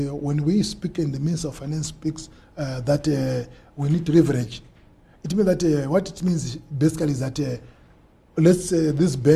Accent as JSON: {"language": "English", "area": "Mutambara, Chimanimani", "region": "Manicaland", "country": "Zimbabwe", "tie": "born or raised there", "also_born_or_lived": "Bulawayo", "moved": "yes", "said": "born and bred in Mtambara"}